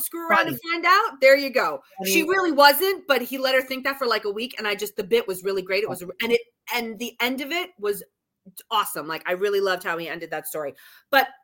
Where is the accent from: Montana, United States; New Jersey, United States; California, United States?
New Jersey, United States; we're from Jersey.